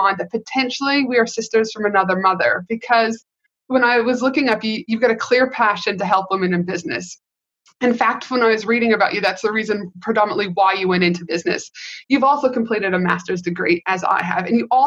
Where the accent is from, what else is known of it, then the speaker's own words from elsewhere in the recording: Canada; now in United States; I am from Canada, though, not the US, but I have lived in the US for many, many years